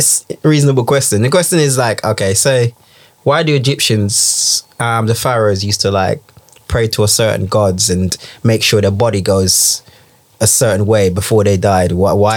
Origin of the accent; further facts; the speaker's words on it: Jamaica; now in United Kingdom; I grew up in Jamaica